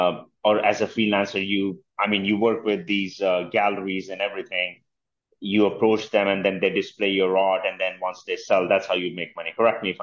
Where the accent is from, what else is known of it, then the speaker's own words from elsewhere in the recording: India; moved away as an adult; now in United States; I'm from India. I came here 17 years ago